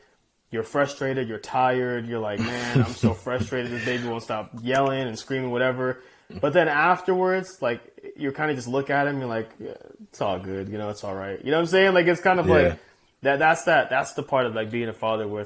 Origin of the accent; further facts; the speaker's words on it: Chino Hills, California, United States; growing up in Chino Hills, spoiled, you know, my mom, only child